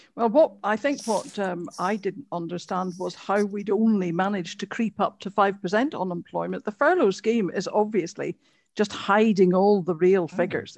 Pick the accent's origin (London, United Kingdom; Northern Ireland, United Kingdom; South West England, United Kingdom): Northern Ireland, United Kingdom; Antrim; I'm from Antrim. Beautiful place.